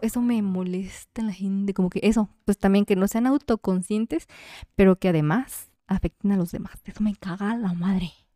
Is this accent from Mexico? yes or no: yes; Jalisco, Mexico; Como mujer mexicana y más de que jalisciense